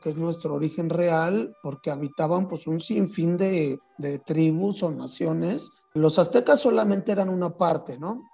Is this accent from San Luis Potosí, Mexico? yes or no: yes; San Luis Potosí, Mexico; moved away; en los mercados de San Luis Potosí, donde yo nací